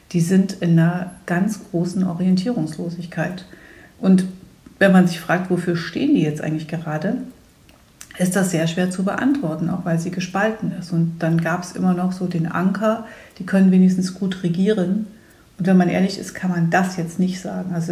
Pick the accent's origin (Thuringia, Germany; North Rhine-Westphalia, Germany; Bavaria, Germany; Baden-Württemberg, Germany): Thuringia, Germany; deswegen werde ich trotzdem hoffentlich viel unterwegs sein können, in meiner Heimat in Thüringen, aber auch bundesweit